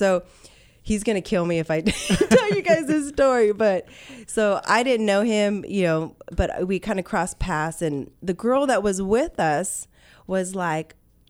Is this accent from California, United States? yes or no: yes; Ventura County, California, United States; moved away as an adult; also born or lived in Port Hueneme / El Rio; now in Arizona, United States; I'm born and raised in Ventura County.